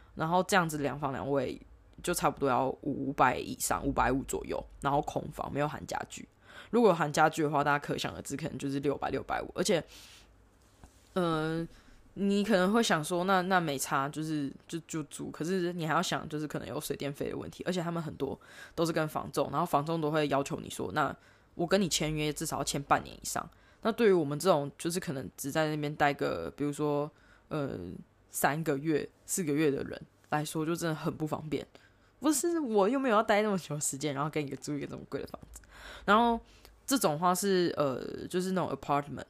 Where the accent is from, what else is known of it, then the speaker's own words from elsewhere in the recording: Taipei, Taiwan; moved away as an adult; also born or lived in Sydney, Australia / Melbourne, Australia; now in Australia; 我在从小在台北长大